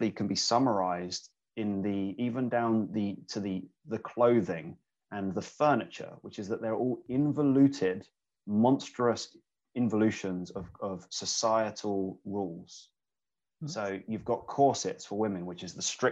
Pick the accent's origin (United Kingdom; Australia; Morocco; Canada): United Kingdom; England; and I'm English, so I'm actually kind of very conscious of the fact that being raised in English culture